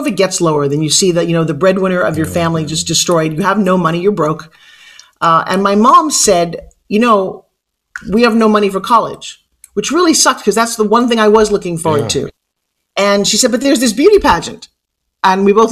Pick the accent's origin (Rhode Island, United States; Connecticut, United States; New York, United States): New York, United States; I have an accent. What's that we talk? I'm from New York.